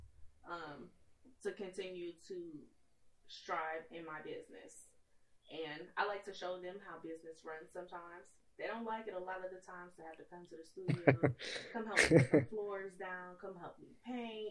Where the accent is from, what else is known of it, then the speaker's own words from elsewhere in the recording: Cleveland, Ohio, United States; I'm from Cleveland.